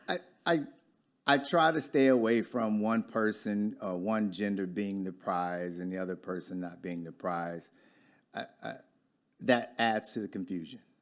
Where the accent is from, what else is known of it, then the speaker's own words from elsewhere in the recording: Detroit, Michigan, United States; accent: Michigander; moved away as an adult; now in Dallas, United States; I'm from Michigan, I've only been here five or six years, but I still talk as a Michigander